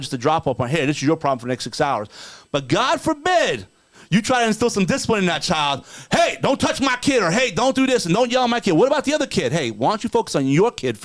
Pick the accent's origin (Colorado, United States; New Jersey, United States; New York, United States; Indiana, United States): New Jersey, United States; I was raised in New Jersey